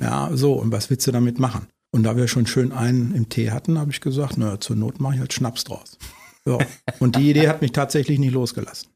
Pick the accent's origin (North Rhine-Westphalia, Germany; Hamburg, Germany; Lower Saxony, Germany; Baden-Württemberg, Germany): Lower Saxony, Germany; Osterode am Harz; also born or lived in Berlin / Brandenburg; now in Eifel, Germany; Osterode, wo ich herkomme, ist jetzt mal eine Kreisstadt gewesen, aber ist noch sehr, sehr ländlich